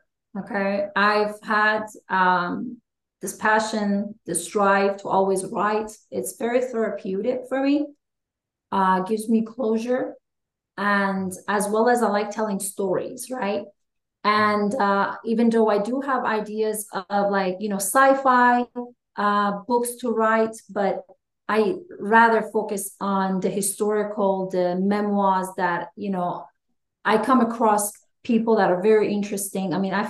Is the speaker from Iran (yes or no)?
yes; Iran; moved away as an adult; also born or lived in New Mexico / Corpus Christi, Texas; now in United States; I kept telling people I'm from Iran